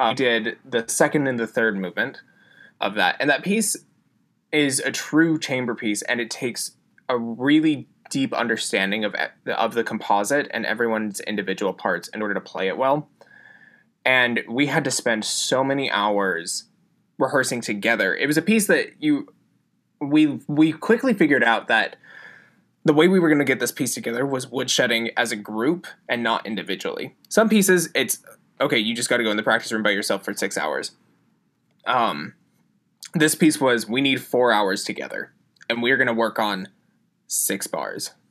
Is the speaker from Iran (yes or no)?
no; Utah, United States; Emily's from Connecticut, Steven's from Florida, I'm from Utah, and so all of us coming from basically the same distance away